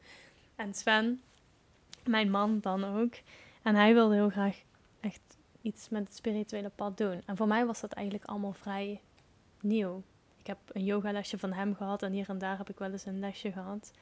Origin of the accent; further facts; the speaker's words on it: Limburg, Netherlands; moved away; also born or lived in Wales; ik ben geboren in Limburg, het mooie plekje Limburg. En daar woon ik nu momenteel ook weer tijdelijk